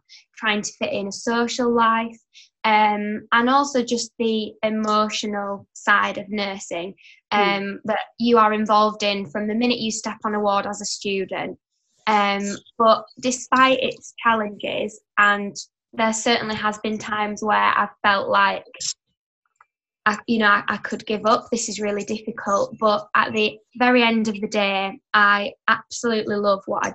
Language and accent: English; Yorkshire and the Humber, United Kingdom; I'm from up north in West Yorkshire. I am a third year studying children's nursing, and I study in my hometown where I live.